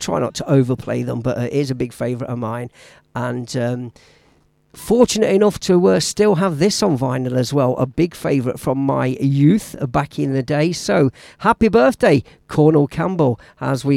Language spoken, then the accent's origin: English; Leicester, East Midlands, United Kingdom; moved away; my hometown of Leicester